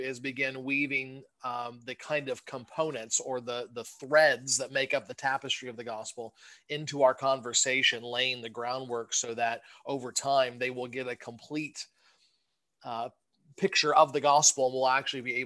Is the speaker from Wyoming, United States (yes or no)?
no; Southern Ohio, United States; moved away as an adult; also born or lived in Michigan; now in Westchester, United States; I'm originally from Southern Ohio